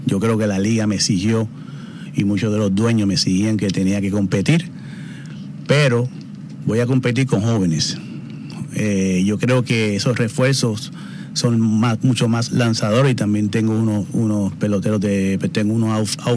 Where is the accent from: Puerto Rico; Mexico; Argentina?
Puerto Rico; Eso es así, soy boricua, boricua 100%.